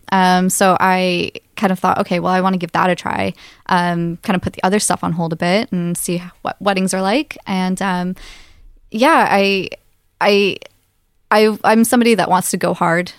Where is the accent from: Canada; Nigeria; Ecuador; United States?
Canada; now in Aberdeen, United Kingdom; I'm originally from Canada, small town Canada